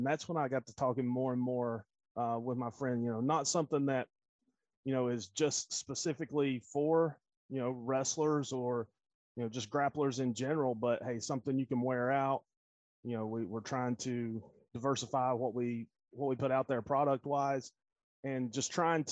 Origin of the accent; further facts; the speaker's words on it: North Carolina, United States; now in Knoxville, United States; I'm originally from North Carolina